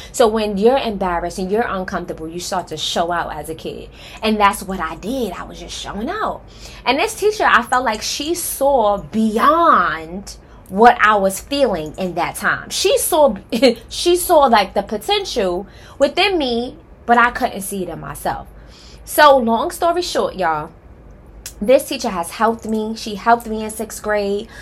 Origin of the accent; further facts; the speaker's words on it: New York City, New York, United States; now in Atlanta, United States; I am originally from Harlem, okay? Period. Um, I grew up in Wagner Projects